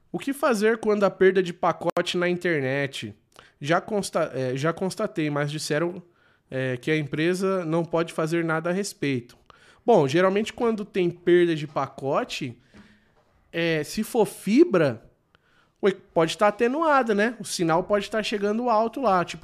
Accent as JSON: {"language": "Portuguese", "town": "Sombrio", "region": "Santa Catarina", "country": "Brazil", "said": "Somos de Sombrio, Santa Catarina."}